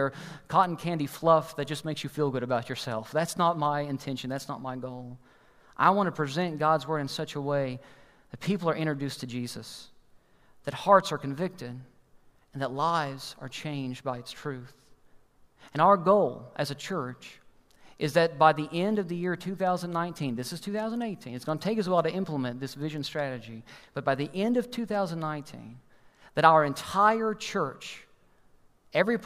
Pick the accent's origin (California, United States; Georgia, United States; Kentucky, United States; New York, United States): Kentucky, United States; we're from Kentucky